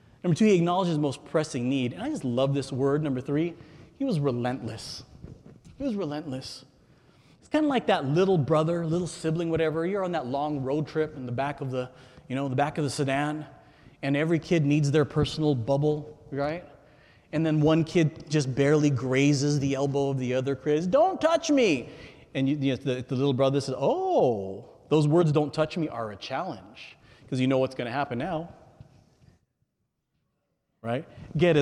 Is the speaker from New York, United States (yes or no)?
no; California, United States; I'm a native Californian